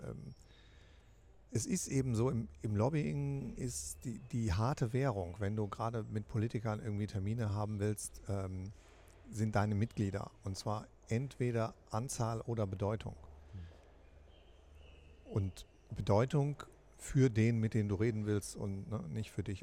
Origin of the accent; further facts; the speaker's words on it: Rhineland, Germany; ich bin ja Rheinländer